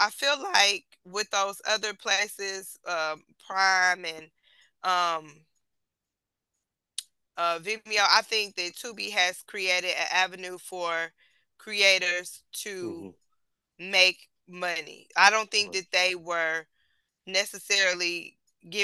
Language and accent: English; Detroit, Michigan, United States; I'm from Detroit